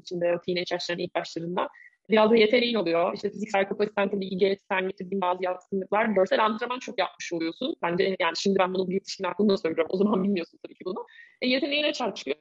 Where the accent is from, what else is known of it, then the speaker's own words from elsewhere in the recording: Bursa, Turkey; also born or lived in Istanbul; Ben İstanbul doğumluyum, 1983 doğumluyum. Çocukluğum İstanbul'da değil, Bursa'da geçti daha çok.